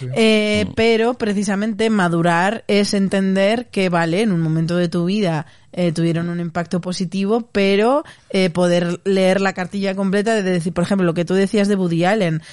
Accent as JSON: {"language": "Spanish", "region": "Castile and León", "country": "Spain", "said": "doy gracias como castellano leonesa"}